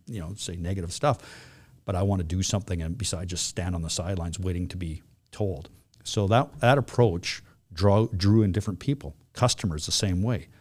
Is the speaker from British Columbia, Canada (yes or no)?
yes; West Vancouver, British Columbia, Canada; also born or lived in Flin Flon, Manitoba; I grew up in here in West Vancouver